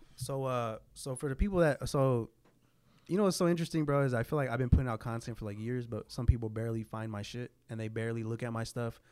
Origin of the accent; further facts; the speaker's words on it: San Jose, California, United States; I was from San Jose